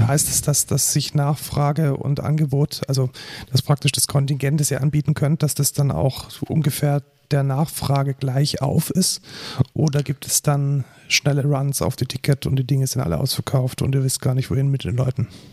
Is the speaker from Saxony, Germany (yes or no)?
no; near Munich, Bavaria, Germany; Also ich bin ja aus der Nähe von München